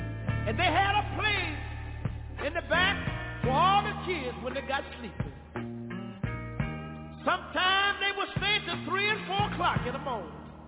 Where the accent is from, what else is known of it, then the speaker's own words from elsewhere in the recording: Tyler, Texas, United States; I'm from Tyler, Texas. But that wasn't where I was born. I was born in a little community about 13 miles from Tyler, in a little community that was called Galilee.